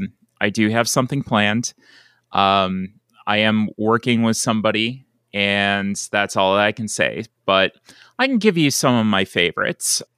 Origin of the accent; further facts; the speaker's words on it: Buffalo, New York, United States; moved away as an adult; also born or lived in Gadsden, Alabama; I grew up in Buffalo, New York, around, uh, that area